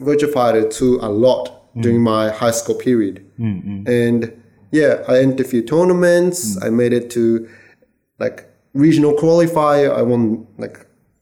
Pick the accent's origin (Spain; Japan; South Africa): Japan; also born or lived in California; now in Australia; I was born and raised in Japan